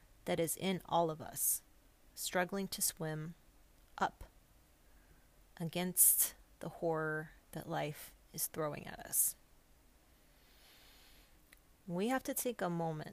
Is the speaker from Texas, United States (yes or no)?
yes; El Paso, Texas, United States; my hometown of El Paso, Texas.